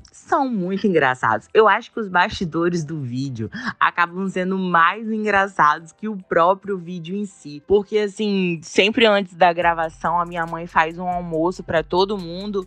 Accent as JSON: {"language": "Portuguese", "town": "Bebedouro", "country": "Brazil", "tie": "born or raised there", "said": "eu fui nascida e criada lá"}